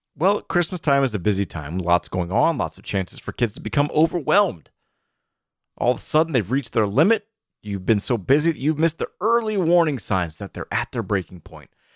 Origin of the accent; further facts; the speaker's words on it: Atlanta, Georgia, United States; also born or lived in Ohio; we grew up in Atlanta going to a Methodist church